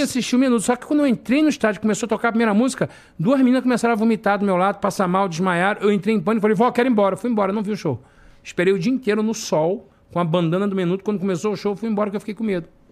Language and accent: Portuguese; Rio de Janeiro, Brazil; moved away as an adult; also born or lived in Piraí; now in Orlando, United States; na minha infância, de frequentar a igreja na Ilha do Governador